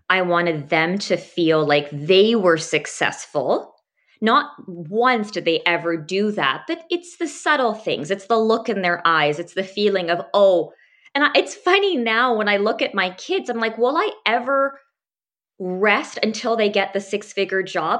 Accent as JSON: {"language": "English", "town": "Abbotsford", "region": "British Columbia", "country": "Canada", "tie": "born or raised there", "said": "I actually grew up around this area and went to school, including medical school, out at U B C"}